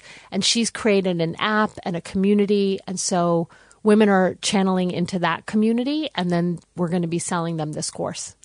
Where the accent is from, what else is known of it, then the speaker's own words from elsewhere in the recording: United States; now in Australia; I'm American.